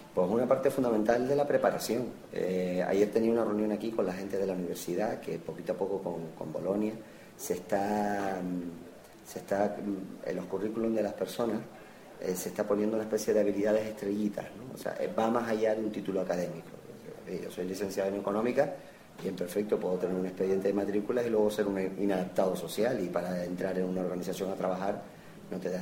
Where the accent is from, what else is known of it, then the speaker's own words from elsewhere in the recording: San Cristóbal de La Laguna, Canary Islands, Spain; nací en la Avenida Trinidad, pero de pequeño estaba en San Roque. Después estuve en el Colegio Laneja